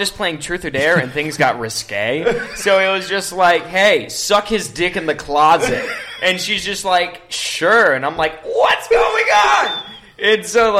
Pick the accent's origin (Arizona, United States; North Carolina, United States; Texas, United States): Arizona, United States; also born or lived in Sarasota, Florida / Chicago, Illinois; I was born in Florida, Sarasota. Moved to Chicago when I was 3, and then when I was 5, I moved to Arizona